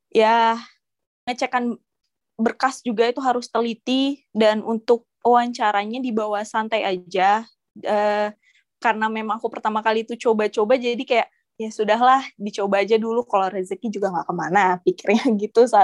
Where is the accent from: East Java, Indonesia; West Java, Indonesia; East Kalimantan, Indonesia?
East Kalimantan, Indonesia; Balikpapan; aku kan asalnya dari Balikpapan ada beasiswa daerah beasiswa Kaltim Cemerlang namanya